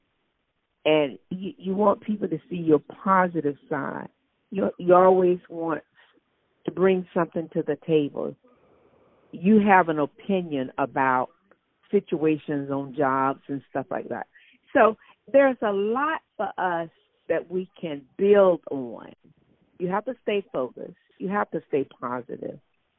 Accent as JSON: {"language": "English", "region": "Mississippi", "country": "United States", "tie": "born or raised there", "moved": "as an adult", "lives_now": "North Carolina, United States", "said": "growing up, I grew up in Mississippi."}